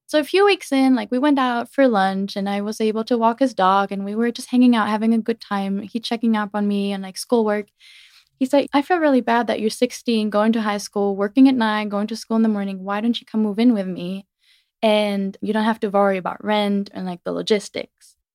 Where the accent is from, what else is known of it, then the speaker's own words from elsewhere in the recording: Germany; moved away; born and raised in Germany.